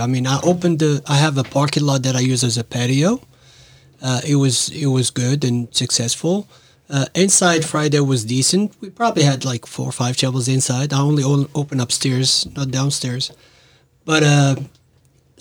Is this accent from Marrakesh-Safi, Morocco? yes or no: no; Casablanca, Casablanca-Settat, Morocco; moved away as an adult; now in Norfolk, United States; I was stuck in Morocco, which is my my home country. That's where I was born